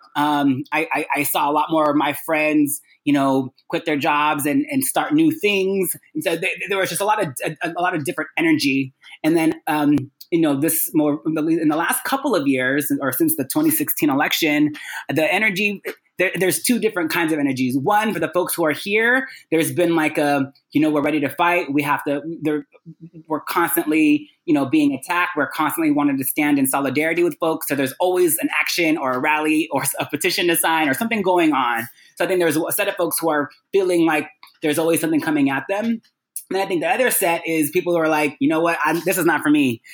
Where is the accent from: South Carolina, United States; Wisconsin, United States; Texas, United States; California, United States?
California, United States; Sacramento; also born or lived in Guam; spent my time growing up in Sacramento, California, after being born in Guam